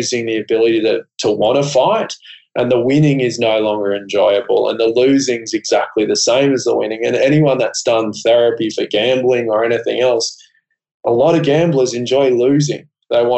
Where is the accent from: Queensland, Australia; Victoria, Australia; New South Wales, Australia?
Queensland, Australia; Gold Coast; I grew up on the Gold Coast with RSLs, you know, pokey machines everywhere.